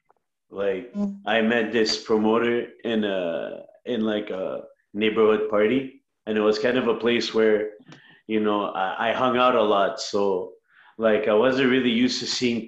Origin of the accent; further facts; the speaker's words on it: Montreal, Quebec, Canada; I'm from Montreal, Canada.